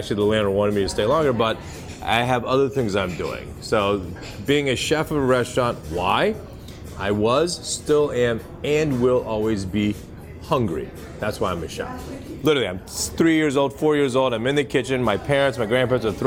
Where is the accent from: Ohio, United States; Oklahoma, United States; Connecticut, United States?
Ohio, United States; Dayton; moved away as an adult; also born or lived in Newport Beach, California; now in Boston, United States; He was chief scientist at Wright-Patterson Air Force Base in Dayton, Ohio, which is why I ended up living there